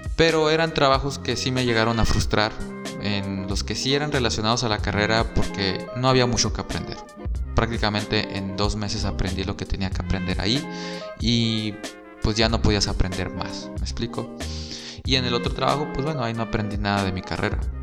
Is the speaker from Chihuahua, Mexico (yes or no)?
no; San Luis Río Colorado, Sonora, Mexico; moved away as an adult; also born or lived in Mexicali; yo también soy de San Luis Río Colorado y estudié como foráneo en Mexicali